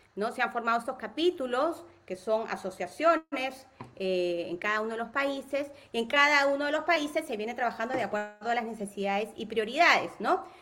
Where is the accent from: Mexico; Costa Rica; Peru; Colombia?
Peru; Soy peruana, peruanísima